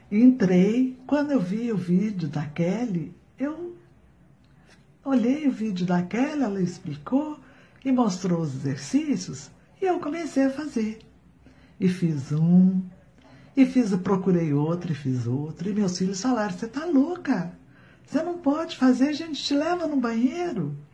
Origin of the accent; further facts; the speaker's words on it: Divinópolis, Minas Gerais, Brazil; sou de Divinópolis, Minas Gerais. Tenho 60 anos